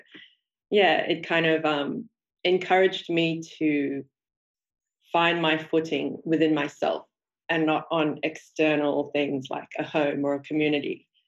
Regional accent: Sydney, New South Wales, Australia; I grew up in Sydney, Australia. Mm-hmm. I was first generation Australian. So my parents were immigrants to Australia. My father came from Burma and my mother came from India.

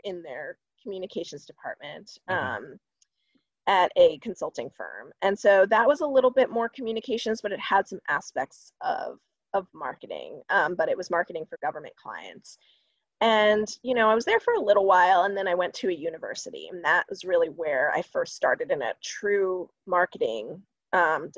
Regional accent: Columbia, Maryland, United States; I grew up in Maryland, a little town called Columbia

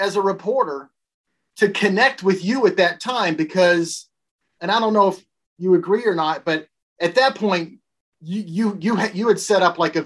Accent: Tennessee, United States; moved away as an adult; also born or lived in Syracuse; I'm from Tennessee.

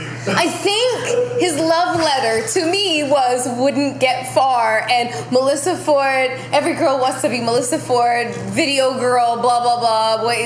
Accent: Canada; I don't diss people. I'm Canadian.

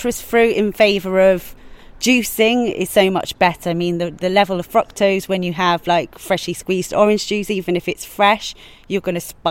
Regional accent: England, United Kingdom; now in Ibiza, Spain; we're English roses

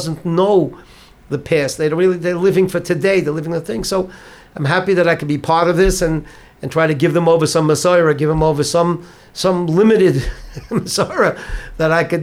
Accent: New York City, New York, United States; I grew up in Bar Park, a child of Holocaust survivors

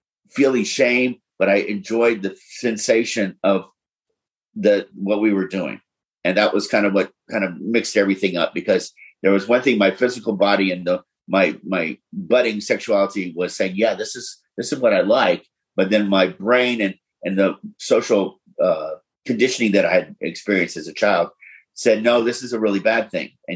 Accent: Florida and Tennessee, Southeast, United States; I grew up in the Southeast, first Florida and Tennessee

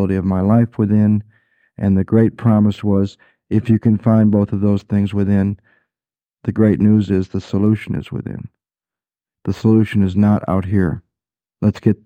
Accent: Michigan, United States; growing up in Michigan

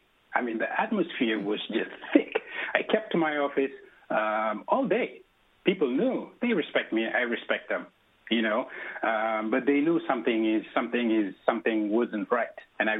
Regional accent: United States; I am Muslim, and I was born in America.

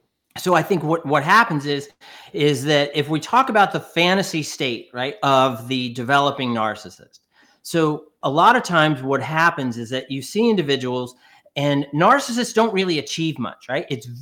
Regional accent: New York, United States; So I'm originally from New York

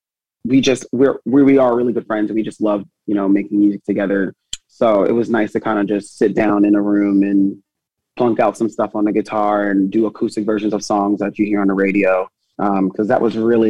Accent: New Jersey, United States; moved away as an adult; now in New York, United States; I'm originally from Jersey, and then I moved to New York.

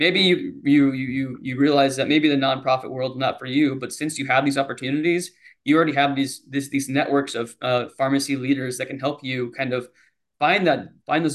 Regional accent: Iowa, United States; moved away as an adult; now in Nashville, United States; being born and raised in Iowa all my life

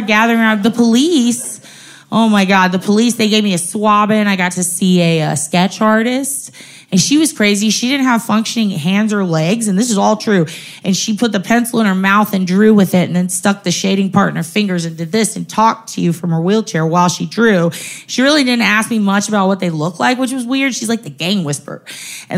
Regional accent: San Antonio, Texas, United States; I'm from San Antonio

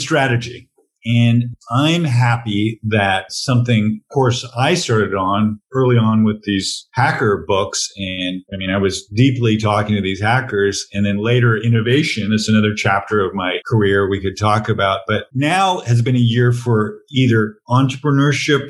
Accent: near San Francisco, California, United States; I had an English father, but I grew up near San Francisco

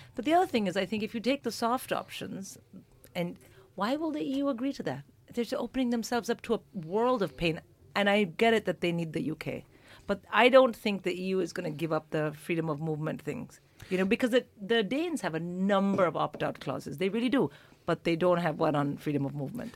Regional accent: India; moved away as an adult; now in United Kingdom; an Indian born and raised comic

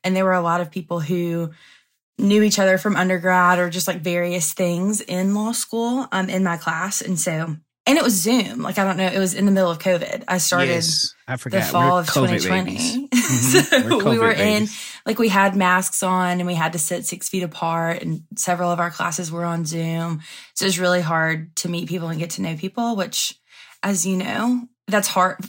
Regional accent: Andalusia, Alabama, United States; I'm from Andalusia, Alabama.

